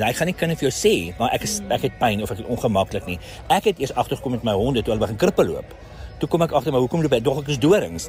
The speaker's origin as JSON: {"language": "Afrikaans", "town": "Pretoria", "region": "Gauteng", "country": "South Africa", "said": "ek's van Pretoria"}